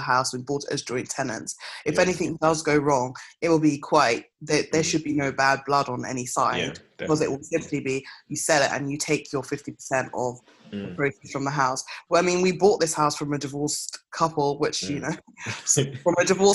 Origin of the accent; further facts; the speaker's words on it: Kenley, London, United Kingdom; I grew up in Kenley, which is where we lived before my parents left the UK. So which is in South Croydon